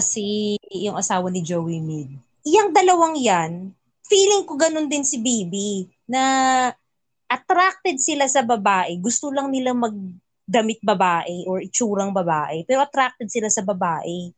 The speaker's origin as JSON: {"language": "Tagalog", "country": "Philippines", "moved": "yes", "said": "where are you from? Philippines"}